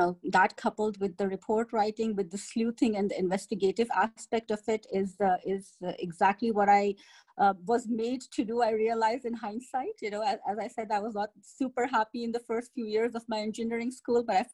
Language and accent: English; Pakistan; moved away; I hail from Pakistan